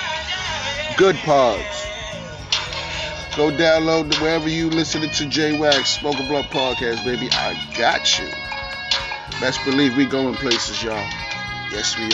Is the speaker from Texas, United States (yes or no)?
no; New York City, New York, United States; My hometown, I mean, my borough, Queens